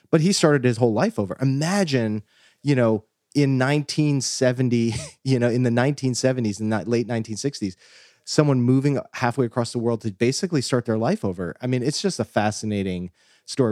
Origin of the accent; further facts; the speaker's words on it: New Jersey, United States; I was raised, um, here in New Jersey